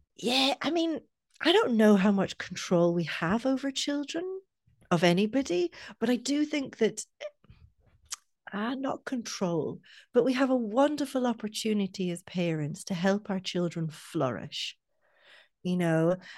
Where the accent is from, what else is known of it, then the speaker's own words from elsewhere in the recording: Scotland, United Kingdom; now in Ireland; I'm from Scotland, and in Scotland we start secondary school either one or two years younger